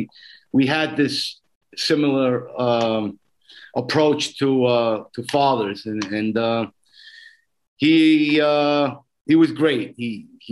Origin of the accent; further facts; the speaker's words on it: New York City, New York, United States; also born or lived in Ridgewood, Queens; I grew up in, I was born in Brooklyn.